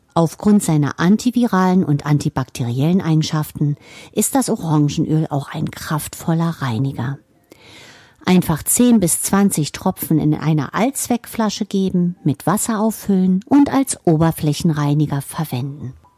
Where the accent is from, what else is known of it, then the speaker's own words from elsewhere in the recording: Germany; hier bei uns in Deutschland